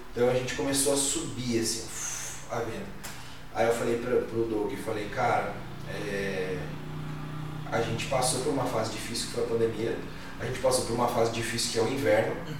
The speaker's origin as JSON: {"language": "Portuguese", "town": "Jacareí", "region": "São Paulo", "country": "Brazil", "also_born_or_lived": "Blumenau", "moved": "as an adult", "said": "morava do lado de Balneário Camboriú, mas o que me atraía era voltar pra Jacareí"}